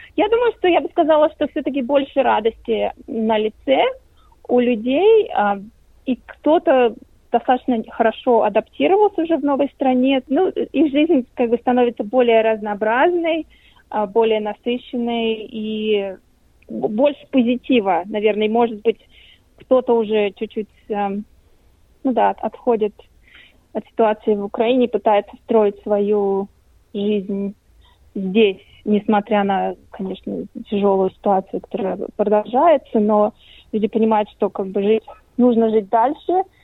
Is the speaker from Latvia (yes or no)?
yes; Latvia; now in Australia; я лично из Латвии